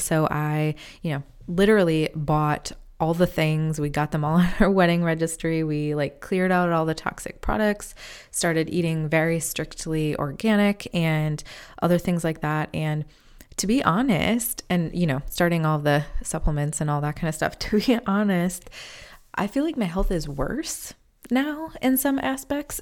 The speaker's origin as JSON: {"language": "English", "region": "Midwest", "country": "United States", "also_born_or_lived": "Chicago", "moved": "as an adult", "lives_now": "North Carolina, United States", "said": "I am from the Midwest, but we moved to North Carolina back in August of twenty twenty"}